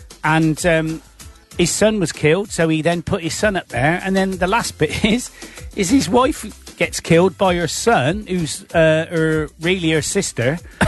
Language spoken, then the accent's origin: English; Gloucester, South West England, United Kingdom; accent: Gloucester; I'm from Gloucester, so I say et.